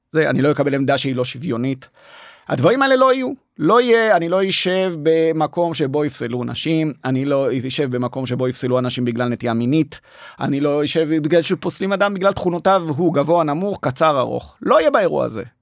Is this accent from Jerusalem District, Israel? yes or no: yes; Jerusalem, Jerusalem District, Israel; moved away as an adult; now in Tel Aviv, Israel; אני נולדתי וגדלתי בירושלים, ועברתי לתל אביב ללימודי אדריכלות בגיל 23